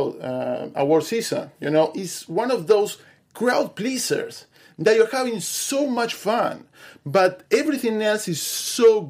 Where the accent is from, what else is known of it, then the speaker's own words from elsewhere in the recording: Uruguay; I'm from Uruguay